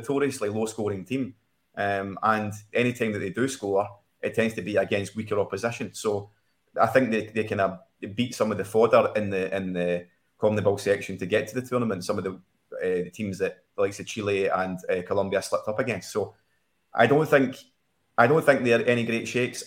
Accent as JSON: {"language": "English", "region": "Scotland", "country": "United Kingdom", "said": "a Scotsman"}